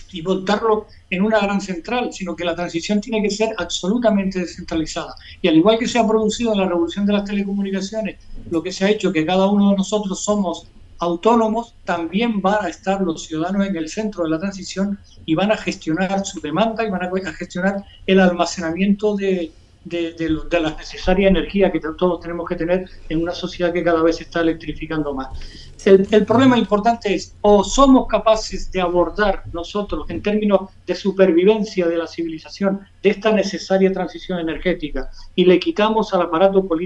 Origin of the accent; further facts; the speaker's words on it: Canary Islands, Spain; Somos archipiélago, somos islas oceánicas